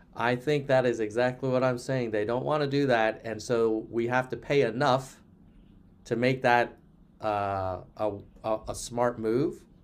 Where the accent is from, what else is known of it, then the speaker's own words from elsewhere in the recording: United States; as an American